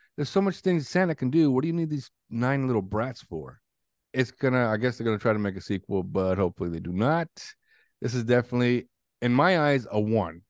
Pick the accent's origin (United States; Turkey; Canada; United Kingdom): Canada; growing up in Canada